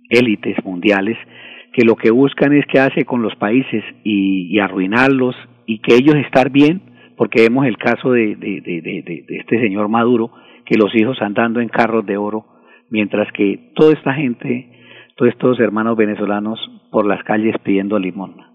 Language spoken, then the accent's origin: Spanish; Colombia; el, deber de, nosotros como, buenos colombianos es, rechazar, rechazar estos gobiernos